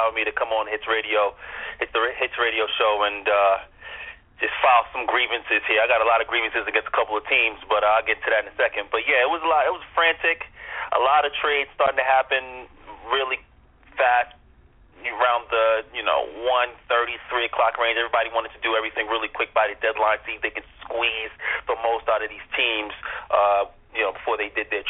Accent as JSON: {"language": "English", "town": "New York City", "region": "New York", "country": "United States", "tie": "born or raised there", "said": "they're in my hometown."}